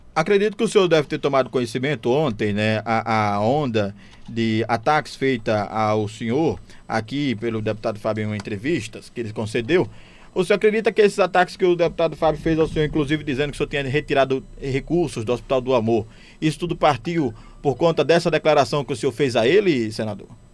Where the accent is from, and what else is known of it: Sergipe, Brazil